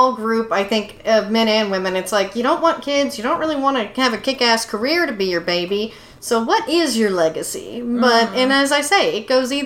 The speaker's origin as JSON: {"language": "English", "town": "Tyler", "region": "Texas", "country": "United States", "tie": "born or raised there", "said": "I grew up in the Bible Belt in Tyler, Texas"}